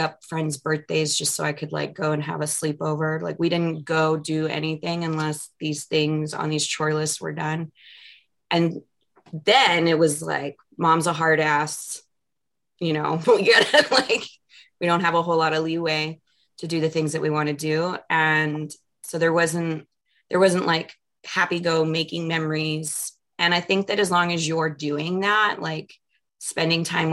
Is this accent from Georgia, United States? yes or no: no; Mesa, Arizona, United States; the neighborhood that I grew up in Mesa